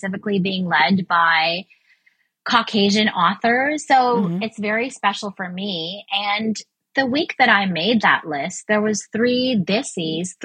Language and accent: English; Canada; as a Canadian